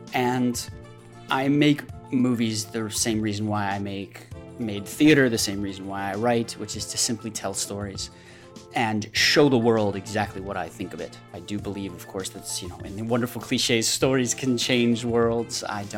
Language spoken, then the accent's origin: English; United States; now in Brussels, Belgium; I'm an American, but I live in Brussels, Belgium